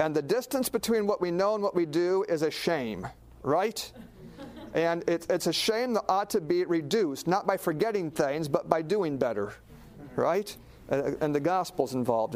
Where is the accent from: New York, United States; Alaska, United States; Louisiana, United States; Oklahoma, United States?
Alaska, United States; I grew up in Alaska watching a lot of TV